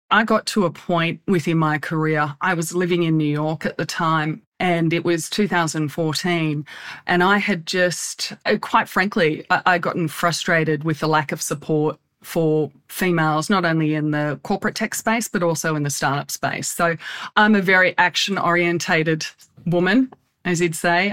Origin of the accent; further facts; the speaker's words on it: Australia; moved away as an adult; also born or lived in United States; now in Laguna Beach, United States; I'm Australian by background. Well, actually an American Australian